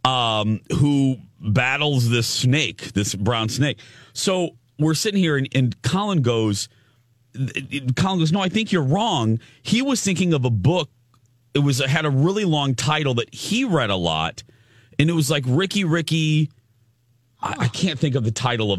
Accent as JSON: {"language": "English", "region": "Indiana", "country": "United States", "tie": "born or raised there", "said": "when I was growing up in Indiana"}